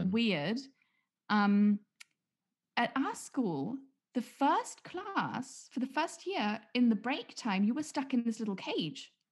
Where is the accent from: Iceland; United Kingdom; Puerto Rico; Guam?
United Kingdom; England; why would I do English homework? I'm English.